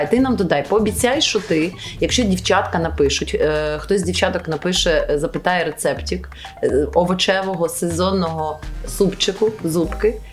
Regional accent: China; first language Chinese; Ukrainian is a second language; Та я просто китаєць, я так говорю, з п'ять овочів. Ну це нормально. Я ж перекладаю з китайської в голові.

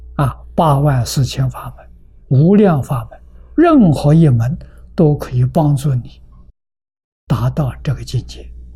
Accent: China; 我们中国人叫量大

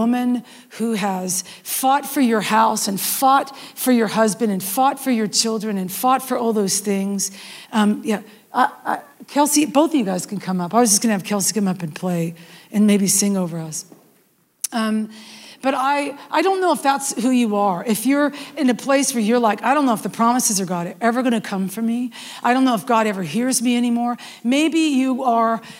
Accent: West Coast, United States; now in the South, United States; I live in the South and I'm from the West Coast.

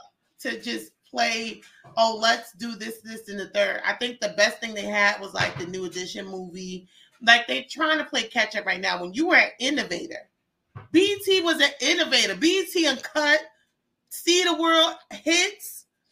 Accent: New York City, New York, United States; I come from Queens.

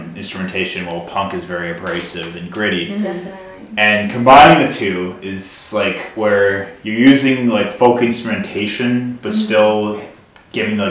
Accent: Illinois, United States; now in Wisconsin, United States; I'm from Illinois

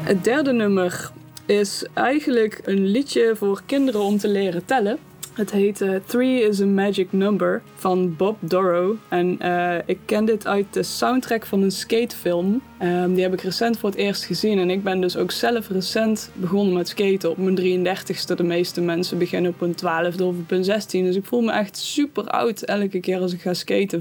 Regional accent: Eindhoven, North Brabant, Netherlands; Ik kom uit Eindhoven, Woensel om precies te zijn

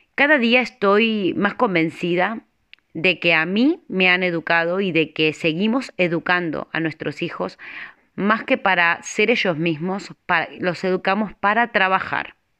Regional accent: Argentina; moved away as an adult; now in Spain; Nací en Argentina, pero en el dos mil tres tomé la decisión de venir con mi familia a España.

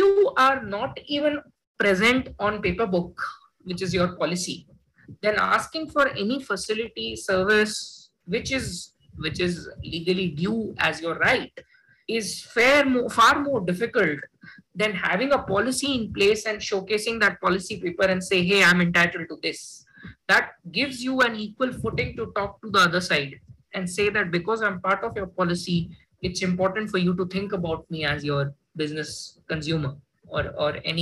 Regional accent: Jodhpur, Rajasthan, India; I come from Hindi medium, from a Jodhpur blind school

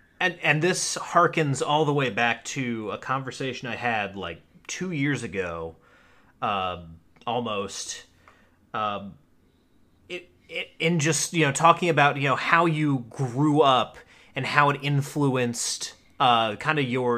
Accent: North Carolina, United States; I'm from North Carolina. And I have a family that's been in North Carolina since the 1700s. Actually, the 1600s.

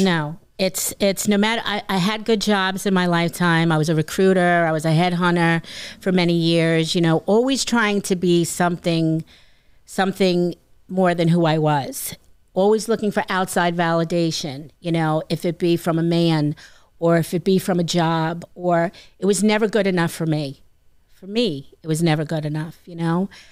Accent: Franklin Square, New York, United States; also born or lived in Ozone Park, New York / Laurel Hollow, New York; I was raised in Franklin Square and spent my weekends in Ozone Park

